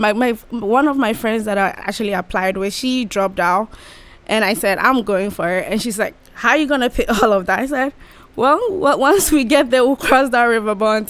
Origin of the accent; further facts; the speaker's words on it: Ghana; moved away as an adult; now in Bowling Green, United States; From Ghana.